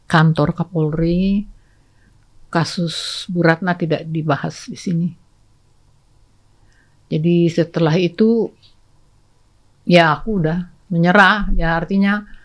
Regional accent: North Sumatra, Indonesia; saya lagi mengurus ada orang Batak di situ Or, saya orang Batak nih

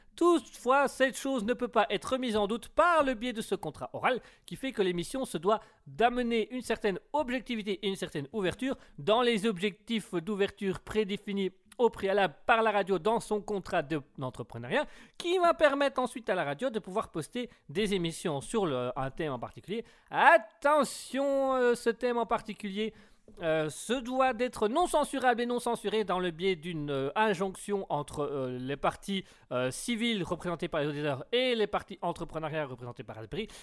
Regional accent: Belgium; je suis belge

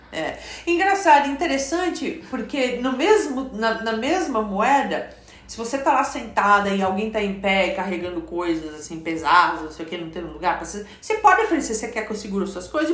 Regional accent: Brazil; moved away as an adult; quando eu saí do Brasil, uma delas é que eu estava chegando aos meus 30 anos de idade

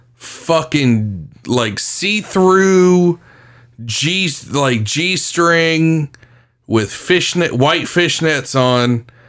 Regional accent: Windy Hill, South Carolina, United States; I remember coming down here in 2001. I moved to Myrtle Beach. And I grew up in Windy Hill, like literally a mile from Atlantic Beach.

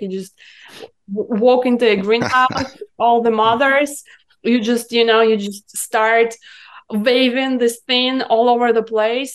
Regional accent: Irkutsk, Irkutsk Oblast, Russia; English is a second language; moved away as an adult; now in United States; I'm coming from Siberia, from the city of Irkutsk

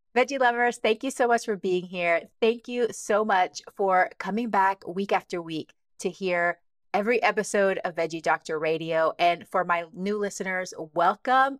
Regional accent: Texas, United States; moved away; also born or lived in Cincinnati, Ohio; I grew up in Texas

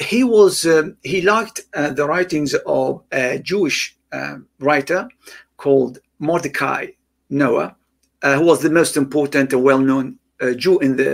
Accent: Iraq; moved away; I grew up in Iraq

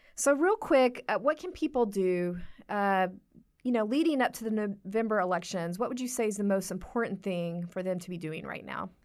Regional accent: Texas, United States; moved away; I'm from Texas

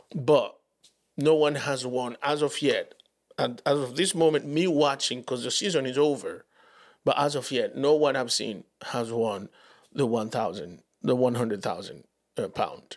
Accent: Dominican Republic; English is a second language; moved away as an adult; now in United States; I'd never lived in the U S, right? In the Dominican Republic

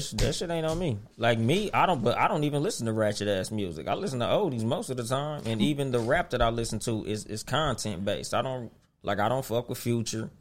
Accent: West Coast, United States; On the West Coast, we been fucking with Southern music since it started.

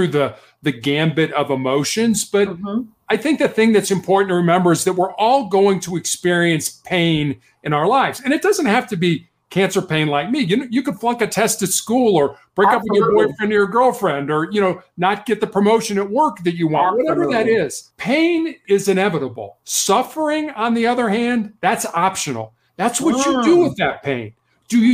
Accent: Chicago, Illinois, United States; also born or lived in Charleston, South Carolina; was born and raised in Chicago, Illinois

